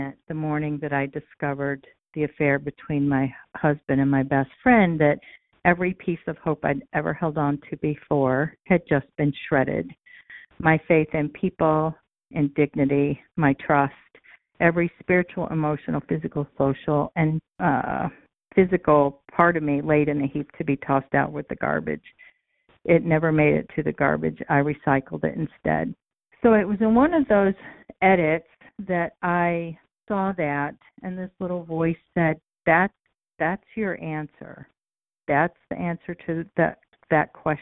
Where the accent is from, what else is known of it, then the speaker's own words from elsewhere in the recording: Raleigh, North Carolina, United States; now in Central New York, United States; I hail originally from Raleigh, North Carolina